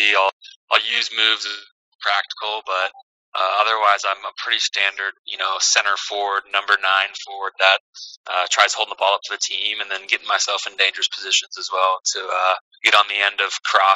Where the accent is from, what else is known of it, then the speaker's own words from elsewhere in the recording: Kansas City, United States; moved away; I'm from Kansas City